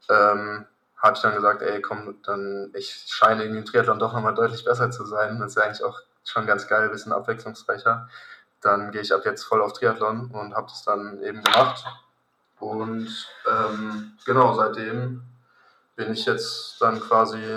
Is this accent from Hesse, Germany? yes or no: yes; Königstein, Hesse, Germany; ich bin jetzt 20, bin in Königstein aufgewachsen, in der Nähe von Frankfurt.